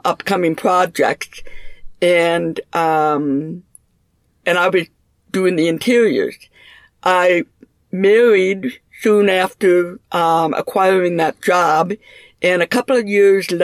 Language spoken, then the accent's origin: English; Minneapolis, Minnesota, United States; also born or lived in St. Cloud; I was raised in Minneapolis and graduated from high school here